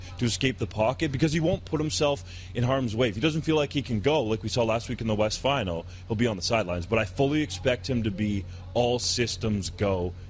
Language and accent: English; Canada; We're Canadian